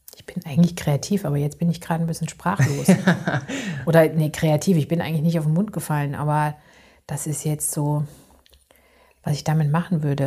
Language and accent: German; East Germany, Germany; moved away; ich komme ja eigentlich aus Ostdeutschland